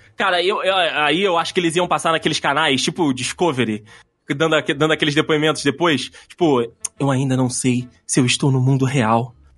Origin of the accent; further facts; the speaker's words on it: Rio, Rio de Janeiro, Brazil; eu sou do Rio.